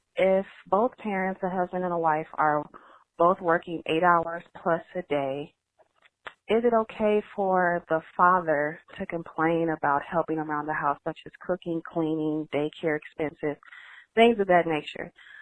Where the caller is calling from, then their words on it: Los Angeles, California, United States; I'm calling from Los Angeles, California.